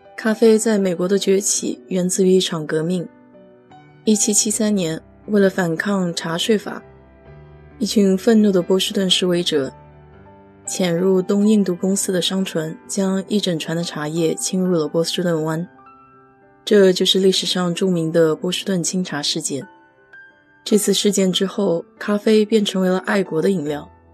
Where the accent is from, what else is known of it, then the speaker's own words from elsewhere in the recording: China; now in United States; 我们中国人